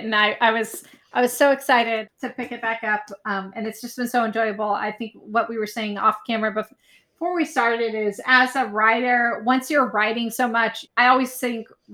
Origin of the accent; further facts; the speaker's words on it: San Francisco, California, United States; my hometown of San Francisco